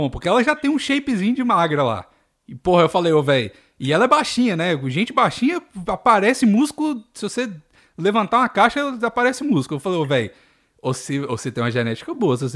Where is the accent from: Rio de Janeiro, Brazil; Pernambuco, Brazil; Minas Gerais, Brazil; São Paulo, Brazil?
Minas Gerais, Brazil; É, porque eu sou, eu mineiro sou.